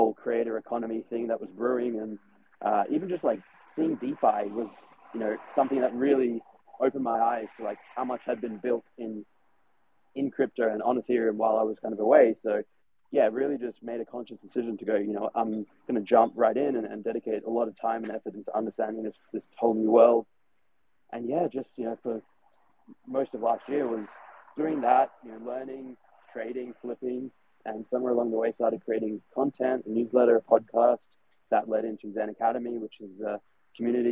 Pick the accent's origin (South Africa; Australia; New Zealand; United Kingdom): Australia; now in Germany; So I'm living in Germany at the moment, but I'm from Australia.